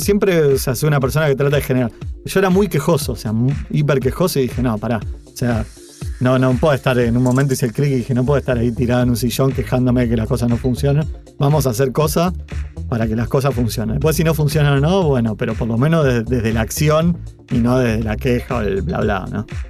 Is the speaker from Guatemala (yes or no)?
no; Rosario, Santa Fe, Argentina; moved away as an adult; now in Buenos Aires, Argentina; yo siendo rosarino, mudándome a Buenos Aires